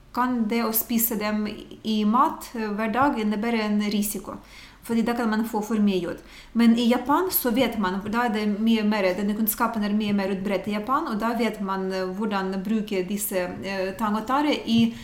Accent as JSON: {"language": "Norwegian", "country": "Ukraine", "moved": "yes", "lives_now": "Norway", "said": "jeg kommer fra Ukraina, det er eh, Øst-Europa"}